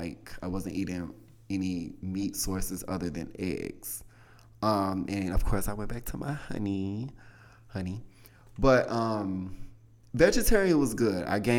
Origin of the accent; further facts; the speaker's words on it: Southern United States, United States; I mean, I grew up in the South. My mother is a baker, honey.